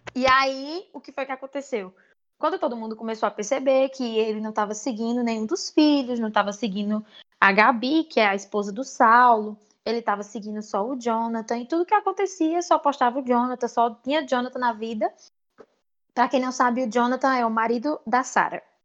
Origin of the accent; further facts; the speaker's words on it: Paraíba, Brazil; eu sou da Paraíba